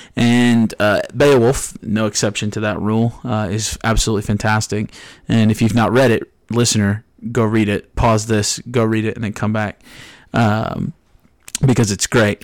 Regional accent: New Jersey, United States; now in Tennessee, United States; I'm from New Jersey, uh, not born and raised here in Tennessee, and one of the very few things that I miss about, uh, my northeastern roots is the ocean

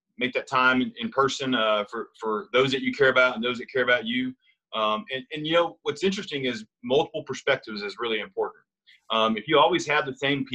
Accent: the South, United States; I'm from the South too

